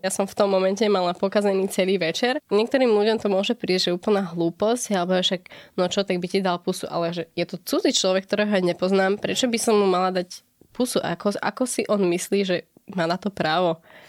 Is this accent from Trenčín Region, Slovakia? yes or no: yes; Brezová pod Bradlom, Trenčín Region, Slovakia; now in Bratislava, Slovakia; pochádzam z Kopanic, som z Brazovej pod Bradlom